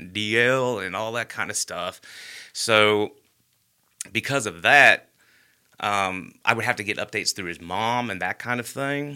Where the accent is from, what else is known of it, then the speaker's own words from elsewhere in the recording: Hoover, Alabama, United States; I grew up in Bluff Park.